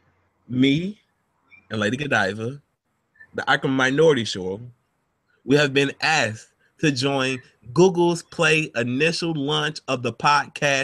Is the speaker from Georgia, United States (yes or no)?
yes; Georgia, United States; I'm from Georgia